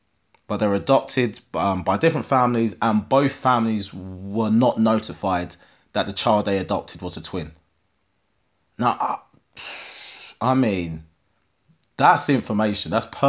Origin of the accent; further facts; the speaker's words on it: East of England, United Kingdom; So a lot of people say to me that I don't really sound like I'm from Essex when I talk. Get a few beers in me, and I do. Get me angry, and I do.